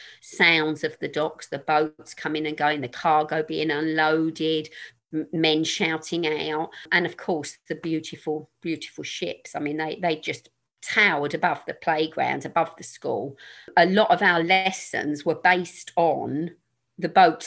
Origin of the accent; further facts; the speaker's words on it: London, United Kingdom; I grew up in North Woolwich